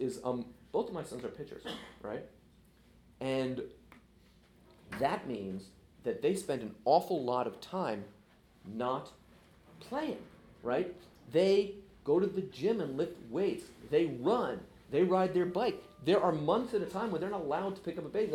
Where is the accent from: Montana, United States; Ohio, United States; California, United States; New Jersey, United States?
California, United States; San Francisco; I grew up in San Francisco